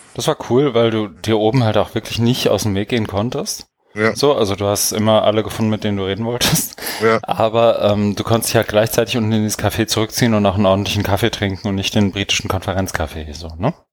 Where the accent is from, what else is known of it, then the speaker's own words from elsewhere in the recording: Germany; als Deutscher